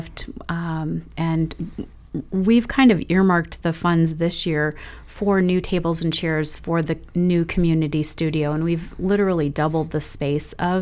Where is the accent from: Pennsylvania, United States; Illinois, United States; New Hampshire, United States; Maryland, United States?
Illinois, United States; Chicago; also born or lived in Milwaukee; now in Holdrege, United States; I grew up in the Chicago area